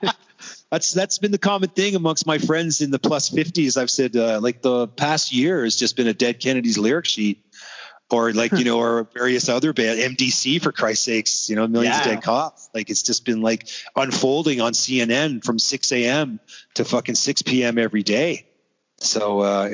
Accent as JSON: {"language": "English", "town": "Toronto", "region": "Ontario", "country": "Canada", "said": "we're from Toronto"}